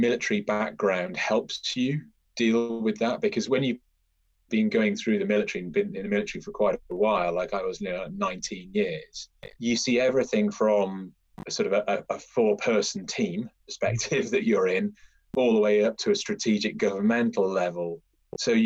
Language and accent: English; United Kingdom; So I grew up in a quite a rural part of the northwest, sort of on the border of North Wales and Cheshire.